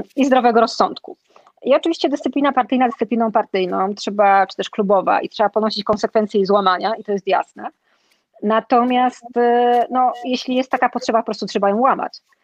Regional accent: Silesian Voivodeship, Poland; wychowałam się na Śląsku, żyję tutaj

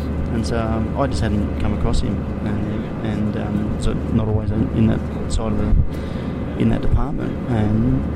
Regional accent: Brisbane, Queensland, Australia; also born or lived in South Korea; I'm a kid from Nunda, grew up as a battler

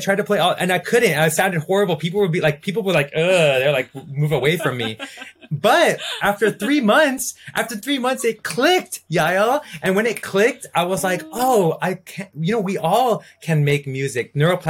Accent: India; you gave me a flute and I'm Indian. I gotta do this, you know?

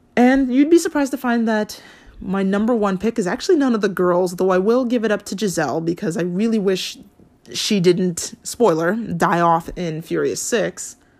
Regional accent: Hawaii, United States; I grew up in Hawaii

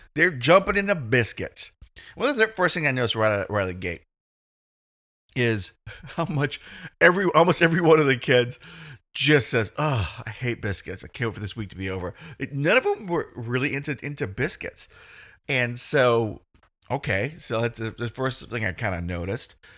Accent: United States; I'm dumb American

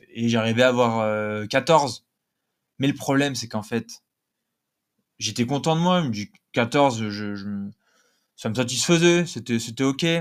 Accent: south of France, France; accent: Nîmes accent; moi aussi, je viens du Sud, hein, donc euh, je me moque de mon propre accent, que j'ai eu, j'ai eu l'accent nîmois à un moment.

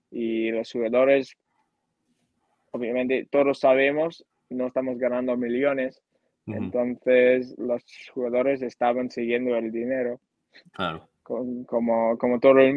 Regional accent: Canada; Spanish is a second language; Entonces yo fui con muchas ganas eh, de jugar profesional en mi país y, más que nada mostrar lo que aprendí jugando en España. Yo quería eh, enseñar a, a, mi familia, a mis amigos, a, mis compañeros, a, al fútbol canadiense lo que aprendí ahí.

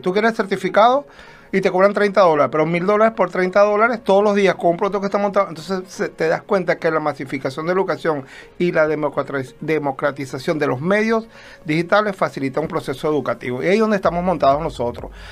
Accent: Venezuela; moved away; somos venezolanos, aunque actualmente somos ciudadanos del mundo, ¿no? Estamos regados

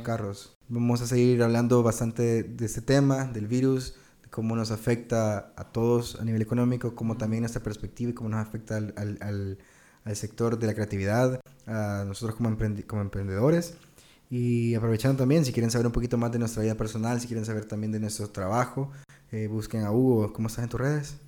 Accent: El Salvador; nuestro país

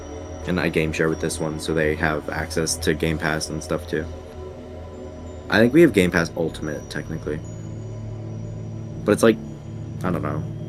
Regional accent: England, United Kingdom; now in United States; So, I'm British, kind of. Which, that comes up every once in a while, where, like, I say a word that I don't think I've said since England.

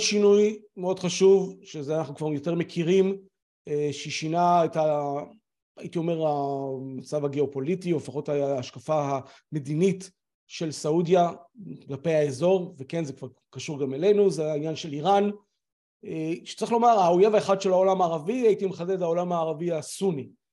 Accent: Israel; אנחנו כישראלים

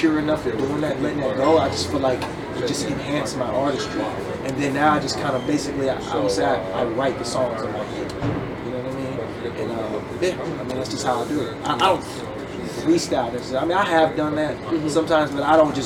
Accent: Richmond, California, United States; I'm from Richmond, California, which is in the Bay Area, Northern California

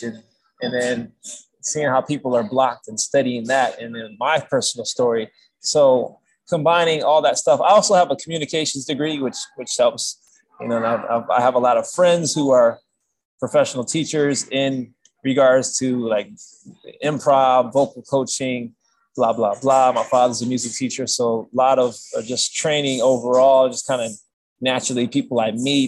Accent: Michigan, United States; moved away as an adult; now in California, United States; I grew up in Michigan, then I moved in 2011, I moved to California

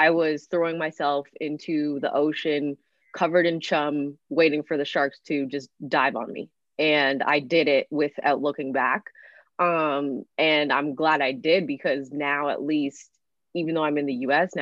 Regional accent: Canada; growing up in Canada, it's a little bit different

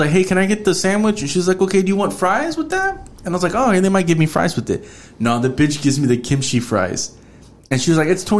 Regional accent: Houston, Texas, United States; I'm from Houston.

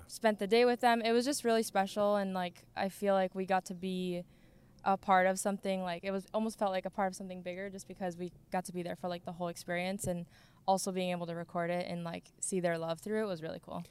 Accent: Sweden; now in Plymouth, United States; I grew up in Sweden

